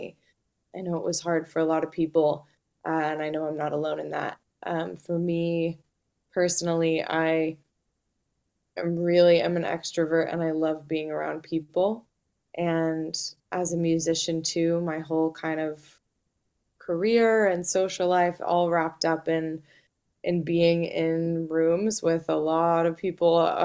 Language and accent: English; Malibu, California, United States; also born or lived in Santa Monica; I was born in St. John's Hospital in Santa Monica. And I grew up in Malibu, so just about an hour from where I live now.